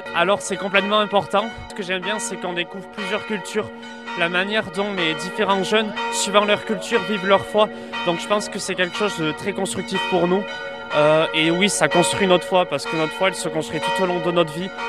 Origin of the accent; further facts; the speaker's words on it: Saint-Pée-sur-Nivelle, Nouvelle-Aquitaine, France; nous, on vient du, Pays Basque, euh, de, Saint-Pé précisément